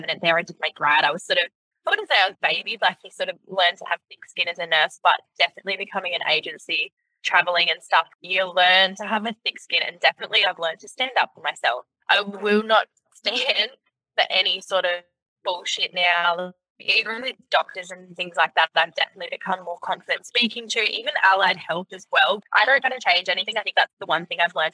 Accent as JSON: {"language": "English", "town": "Gold Coast", "region": "Queensland", "country": "Australia", "tie": "born or raised there", "moved": "yes", "said": "I left the Gold Coast to get out of the drama, and yeah, I grew up on the Gold Coast."}